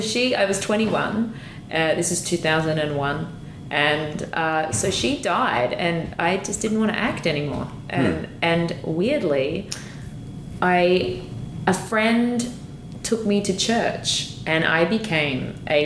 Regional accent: Australia; as an Australian, it would say bar.

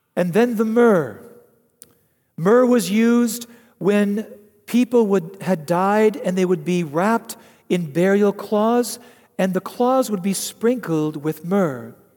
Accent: United States; as an American

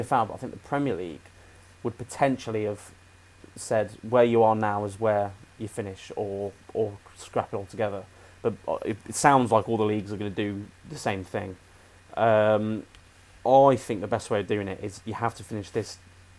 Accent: United Kingdom; We're British.

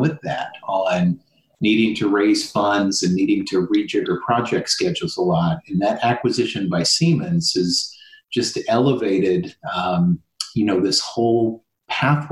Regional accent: Midwest, United States; moved away; I'm originally from the Midwest

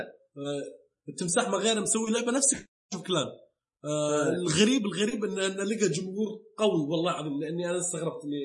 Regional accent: Saudi Arabia; عندنا بالسعوديه

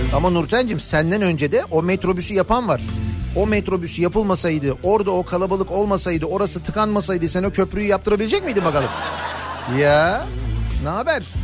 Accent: İzmir, Turkey; biz İzmirliler olarak

